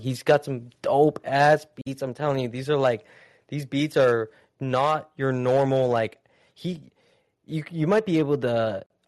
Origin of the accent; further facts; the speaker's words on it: Utah, United States; as a Utahan growing up in Utah